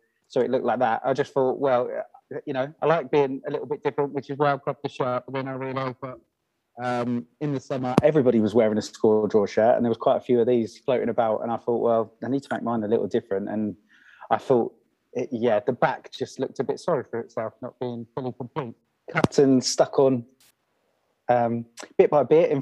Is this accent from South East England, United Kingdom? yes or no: yes; Kent, South East England, United Kingdom; I'm actually born and raised in Kent